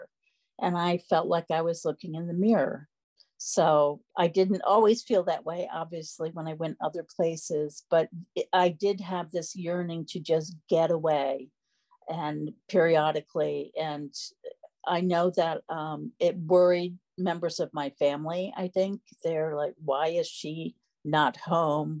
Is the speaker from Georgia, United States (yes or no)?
no; Freeville, New York, United States; I grew up in Freeville, the village I still live